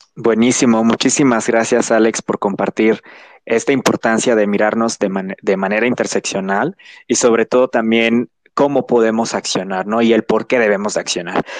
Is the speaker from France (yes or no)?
no; Chetumal, Quintana Roo, Mexico; moved away as an adult; now in Mexico City, Mexico; Yo soy de Chetumal, soy originario de ahí, llevo unos meses ya habitando la Ciudad de México